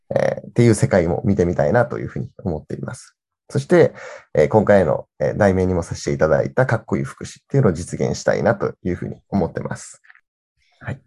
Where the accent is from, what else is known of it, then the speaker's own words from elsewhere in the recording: Kirishima, Kagoshima, Japan; moved away as an adult; 僕がこっち、あの、地元に帰ってきて